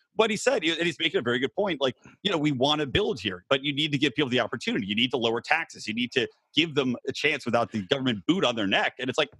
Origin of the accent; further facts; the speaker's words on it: Philadelphia, Pennsylvania, United States; I told him I was from Philadelphia, which is where I grew up.